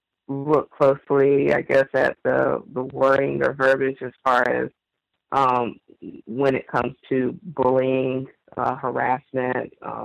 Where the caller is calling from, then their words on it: New Orleans, Louisiana, United States; Yes, I'm the caller from New Orleans, Louisiana.